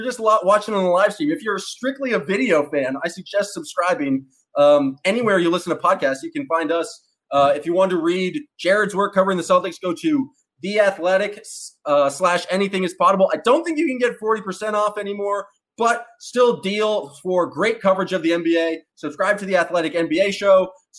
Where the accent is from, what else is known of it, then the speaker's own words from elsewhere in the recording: Canada; accent: Canadian; And now I'm just going back into my horrible Canadian accent again. But I love Canada.